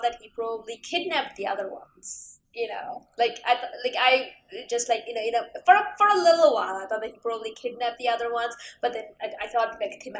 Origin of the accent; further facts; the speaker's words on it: Canada; as a Canadian